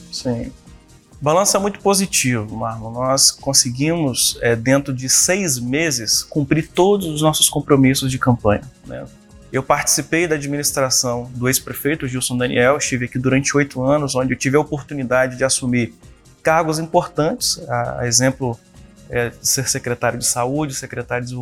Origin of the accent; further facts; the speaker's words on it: Viana, Espírito Santo, Brazil; eu nasci em Viana, né? Fui criado aqui, minha família toda é da cidade, minha família constituiu né, comércio aqui na cidade, família de comerciantes. Né? Hoje todos vivem aqui na cidade de Viana, inclusive eu